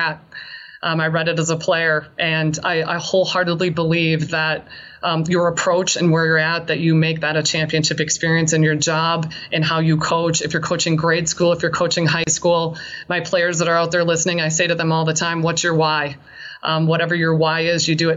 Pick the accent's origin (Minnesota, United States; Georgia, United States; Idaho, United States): Minnesota, United States; St. Paul; also born or lived in Laramie, Wyoming; I'm from St. Paul originally